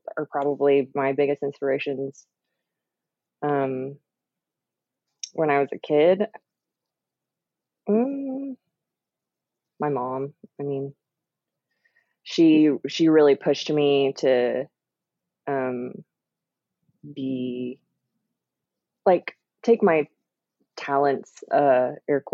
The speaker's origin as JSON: {"language": "English", "town": "Oklahoma City", "region": "Oklahoma", "country": "United States", "tie": "born or raised there", "said": "I'm from Oklahoma City. I grew up here"}